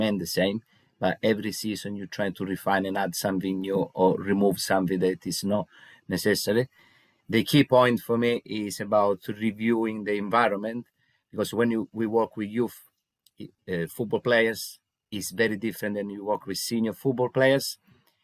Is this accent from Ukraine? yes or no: no; Italy; moved away as an adult; now in England, United Kingdom; I'm originally from Italy, so I started my coaching journey when I was in Italy about 16 years ago. And 10 years ago, I decided to move to England